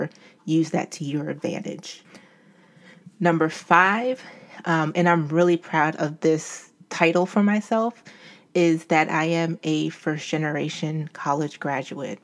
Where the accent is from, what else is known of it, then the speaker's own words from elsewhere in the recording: Albany, New York, United States; moved away as an adult; now in Philadelphia, United States; I grew up in Albany, New York, and came to Philadelphia for college